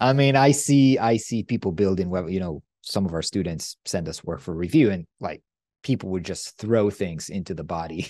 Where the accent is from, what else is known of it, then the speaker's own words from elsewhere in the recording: Israel; I come from Israel